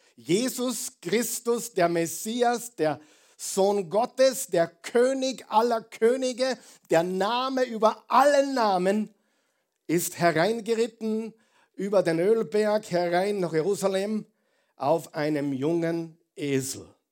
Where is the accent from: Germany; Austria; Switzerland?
Austria; Wir sind Österreicher, die meisten von uns